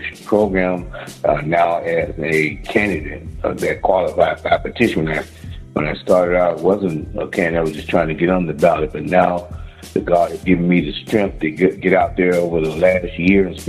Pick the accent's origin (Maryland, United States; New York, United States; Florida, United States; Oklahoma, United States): Florida, United States; Homestead; I grew up in a place called Homestead, Florida City